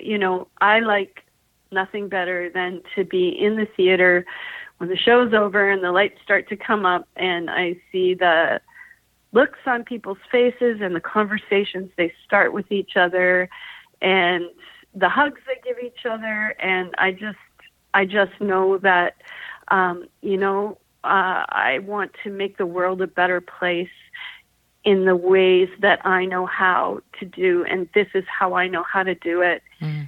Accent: Vancouver, British Columbia, Canada; moved away as an adult; also born or lived in Edmonton; I'm actually originally from Vancouver, but I had moved away for 20 years and I came back in 2004

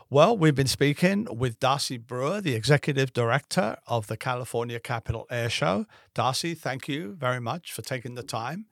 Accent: England, United Kingdom; now in United States; I grew up in England

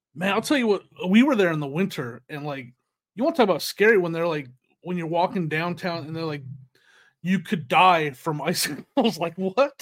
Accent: United States; moved away; also born or lived in Northern California / Arizona; in Northern California and Arizona

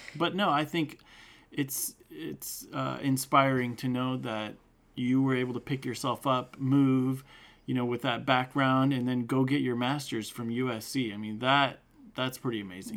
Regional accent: Turlock, California, United States; also born or lived in Bay Area; We grew up together in Turlock

